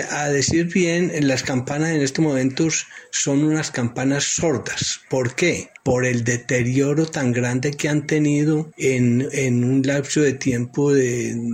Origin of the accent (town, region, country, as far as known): Aguadas, Caldas, Colombia